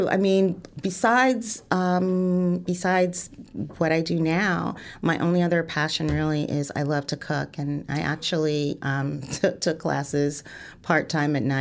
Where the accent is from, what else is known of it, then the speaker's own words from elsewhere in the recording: East Orange, New Jersey, United States; also born or lived in Fort Deposit, Alabama; I grew up uh, in East Orange, New Jersey, all, all around New Jersey. Um, I was born in Fort Deposit, Alabama, where both my parents are from and met.